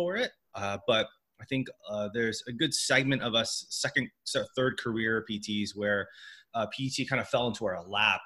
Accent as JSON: {"language": "English", "town": "San Diego", "region": "California", "country": "United States", "said": "I'm from San Diego, so I kind of just stuck around the home hub."}